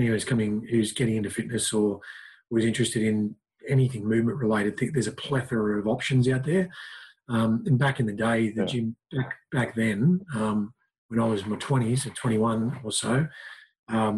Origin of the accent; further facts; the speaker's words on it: Lismore, New South Wales, Australia; moved away as an adult; now in Newcastle, Australia; came down to Newcastle because I was from Lismore, North Coast, and moved here to study radiography